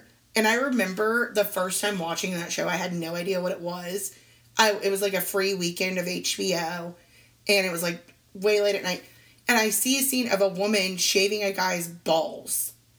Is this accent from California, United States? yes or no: no; Indiana, United States; born there; I was born in Indiana, so there's that little thing.